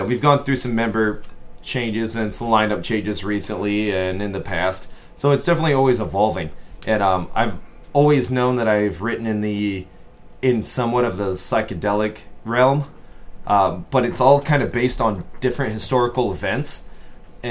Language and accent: English; Great Black Swamp, Ohio, United States; we're from the Black Swamps, and that's where we grew up